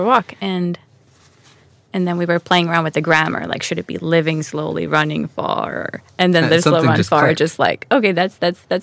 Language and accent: English; Stockholm, Stockholm County, Sweden; also born or lived in New York City; now in Yxlan, Sweden; Born and raised in Stockholm